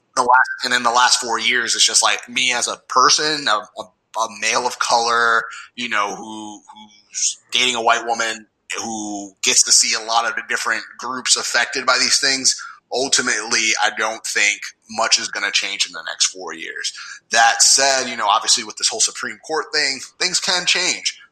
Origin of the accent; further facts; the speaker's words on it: New York, United States; I'm from New York